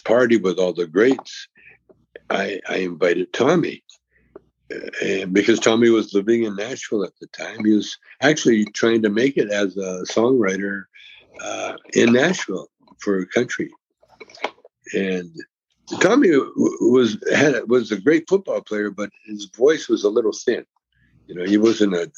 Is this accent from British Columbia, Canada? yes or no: no; Calgary, Alberta, Canada; moved away; I grew up in Calgary